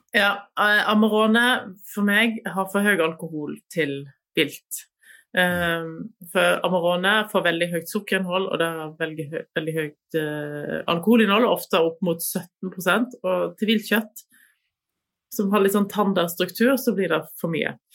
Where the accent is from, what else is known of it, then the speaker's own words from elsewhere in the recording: Voss, Vestland, Norway; der jeg vokste opp, på Voss.